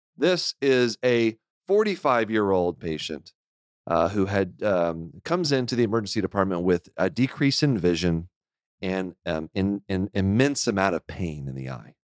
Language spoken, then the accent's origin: English; Houston, Texas, United States; moved away; I grew up in Houston